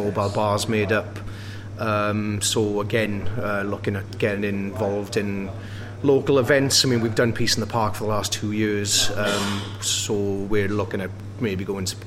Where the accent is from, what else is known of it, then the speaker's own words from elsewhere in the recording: Wales, United Kingdom; now in Sheffield, United Kingdom; I've lived in England longer than I ever lived in Wales